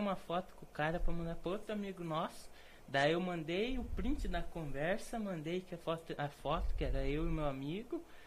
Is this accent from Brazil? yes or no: yes; Fazenda Rio Grande, Paraná, Brazil; also born or lived in Curitiba; nós nascemos em Curitiba, mas sempre moramos na fazenda